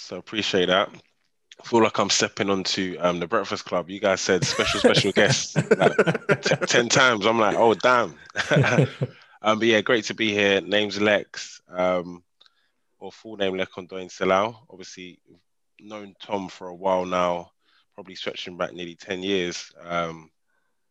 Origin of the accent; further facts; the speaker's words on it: London, United Kingdom; also born or lived in Nigeria / Birmingham; Grew up in inner city London, crossing between North and East London. So born and bred in Islington and then transitioned over to Dagenham at a point in time.